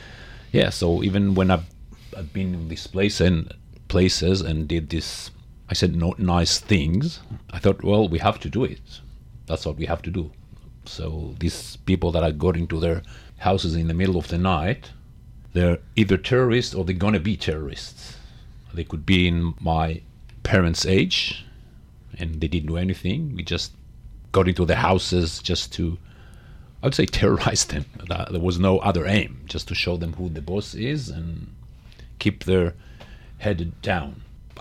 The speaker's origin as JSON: {"language": "English", "country": "Israel", "tie": "born or raised there", "said": "Yes, I was born and raised in Israel in a very Zionist family, a religious Zionist family. I was born in a kibbutz."}